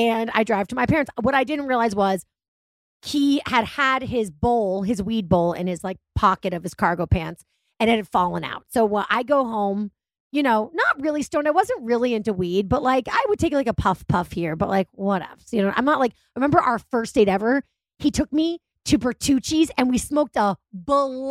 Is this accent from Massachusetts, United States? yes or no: yes; Massachusetts, United States; I'm from Massachusetts